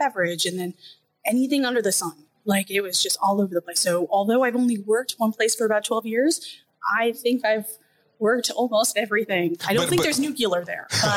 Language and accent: English; Orlando, Florida, United States; I'm from Orlando, Florida, and the school is the University of South Florida in Tampa.